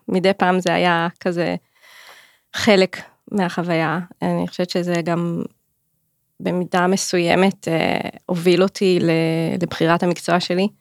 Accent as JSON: {"language": "Hebrew", "town": "Clil", "region": "Northern District", "country": "Israel", "tie": "born or raised there", "also_born_or_lived": "Jerusalem / London", "said": "גדלתי בכליל"}